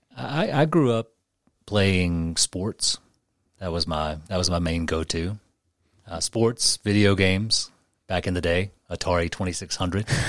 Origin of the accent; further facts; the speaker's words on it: Memphis, Tennessee, United States; moved away as an adult; I was born and raised in Memphis and stayed there until I was around thirty